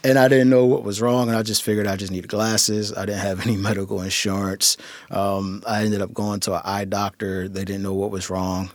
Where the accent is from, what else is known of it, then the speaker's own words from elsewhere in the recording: Philadelphia, Pennsylvania, United States; moved away as an adult; now in Tacoma, United States; I'm originally from Philadelphia. Um, was born and raised in Philadelphia. Spent the first twenty-five years of my life in Philadelphia